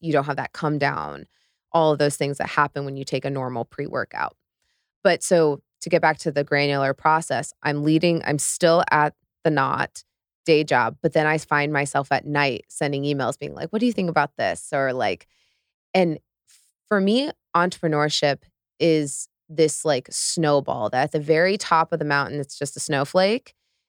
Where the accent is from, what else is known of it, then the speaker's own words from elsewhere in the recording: Midwest, United States; because I was raised in the Midwest, pretty conservative upbringing